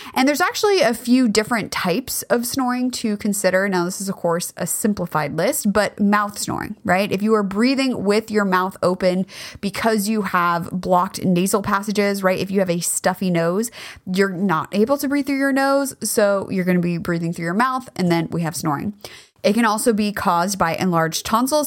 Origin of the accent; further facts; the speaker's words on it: California, United States; I grew up in California